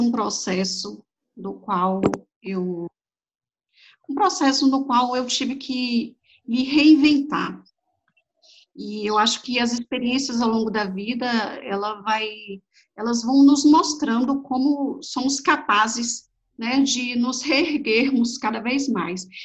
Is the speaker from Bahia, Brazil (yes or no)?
yes; Bahia, Brazil; accent: Bahian; O sotaque não nega, né? Sou da Bahia